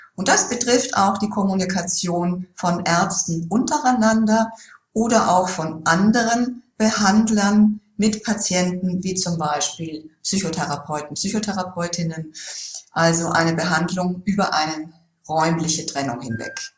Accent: Germany; bei uns in Deutschland

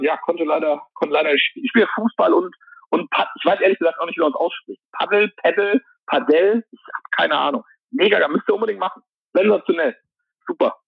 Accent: Mönchengladbach, North Rhine-Westphalia, Germany; moved away; in meiner Heimat Mönchengladbach

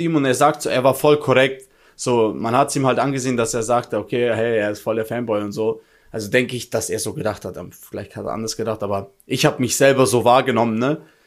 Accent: Germany; ich komme aus Deutschland

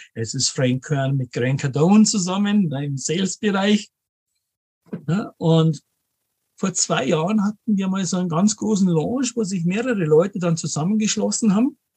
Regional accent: Munich, Bavaria, Germany; also born or lived in Bad Homburg; lebe in München, bin gebürtiger Münchner auch

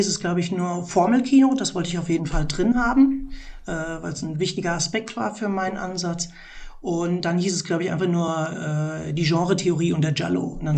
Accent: Germany; Bei uns in Deutschland

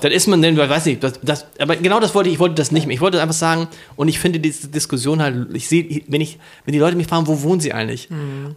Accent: Hamburg, Germany; in Harburg

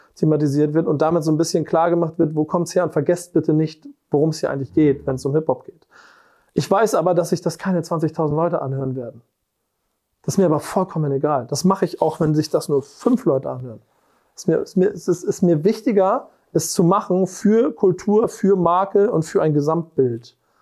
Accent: Hamburg, Germany; Ich bin Hamburger. Und das ehrlicherweise durch und durch.

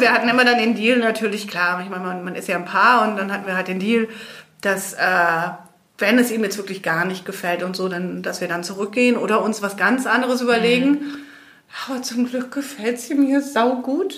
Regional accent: Belgium; also born or lived in Germany; now in Spain; ich bin in Belgien aufgewachsen und bin dann irgendwann nach Deutschland gegangen

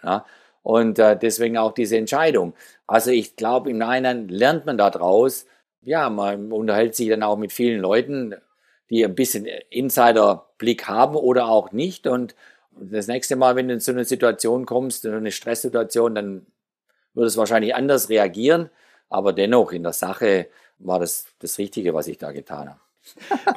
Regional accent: Geislingen, Baden-Württemberg, Germany; In meiner Heimatstadt Geislingen, wo ich aufgewachsen bin

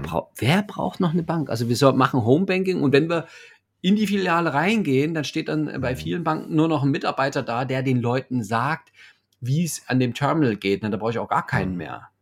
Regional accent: Leipzig, Saxony, Germany; ich komme ja aus Leipzig

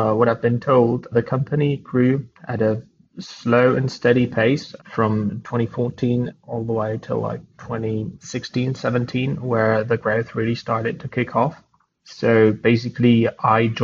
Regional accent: Prague, Czechia; moved away as an adult; now in Canada; I'm Czech. I was born in Prague, but I've been in Canada for the past couple of months.

